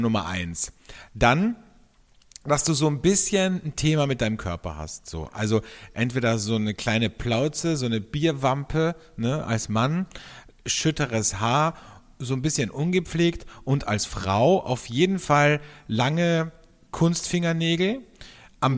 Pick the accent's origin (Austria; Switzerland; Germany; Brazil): Austria; bei uns in Österreich